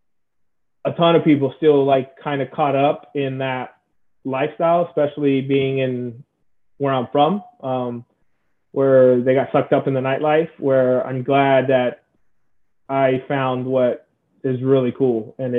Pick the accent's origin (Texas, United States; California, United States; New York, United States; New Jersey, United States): California, United States; San Diego; I'm from San Diego, so SoCal.